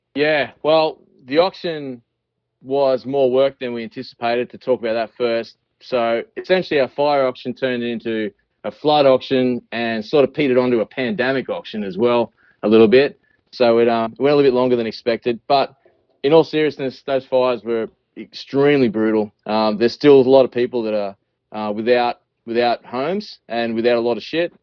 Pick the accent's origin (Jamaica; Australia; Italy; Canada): Australia; accent: Australian; I'm Australian